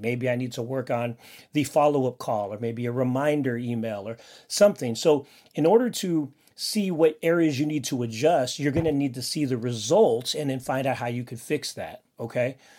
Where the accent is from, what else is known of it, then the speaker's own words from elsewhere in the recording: Philippines; I'm Filipino, and I have a big family